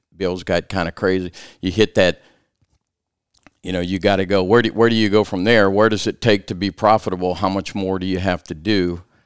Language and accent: English; South Louisiana, United States; growing up in South Louisiana